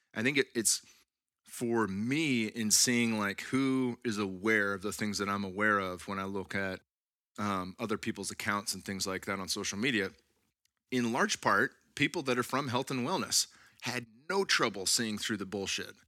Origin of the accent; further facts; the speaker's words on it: California, United States; now in Texas, United States; growing up in California